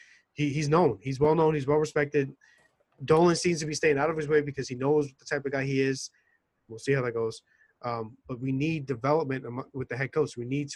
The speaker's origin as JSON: {"language": "English", "town": "New York City", "region": "New York", "country": "United States", "tie": "born or raised there", "said": "I'm born and raised in New York City."}